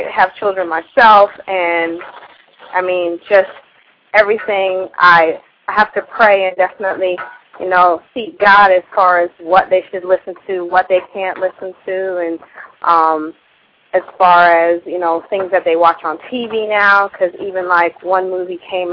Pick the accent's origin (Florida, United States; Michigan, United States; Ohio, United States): Florida, United States; South; I grew up in South Florida